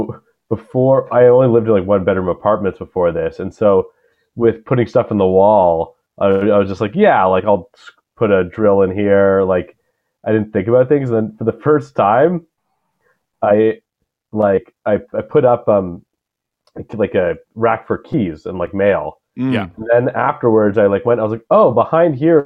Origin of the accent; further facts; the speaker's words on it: Toronto, Ontario, Canada; moved away as an adult; now in Vancouver, Canada; I very much grew up in Toronto